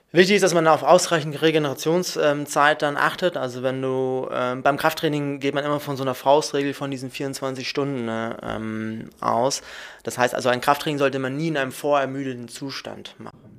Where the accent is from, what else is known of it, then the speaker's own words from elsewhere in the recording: Munich, Bavaria, Germany; moved away as an adult; now in Hamburg, Germany; ich komme aus Bayern, ich komme aus München, bin ich geboren, habe da studiert